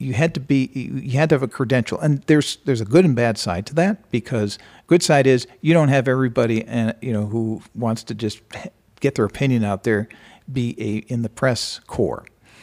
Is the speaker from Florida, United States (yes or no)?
no; Minneapolis, Minnesota, United States; born there; I was born in Minneapolis. Parents moved around, but I ended up coming back here and went to the University of Minnesota.